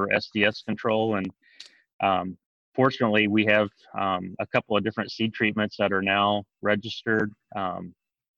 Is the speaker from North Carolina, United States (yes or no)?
no; southeastern Illinois, United States; moved away as an adult; also born or lived in North Dakota; now in Kentucky, United States; I'm originally from southeastern Illinois. So I grew up just about an hour and a half from where I work now at Princeton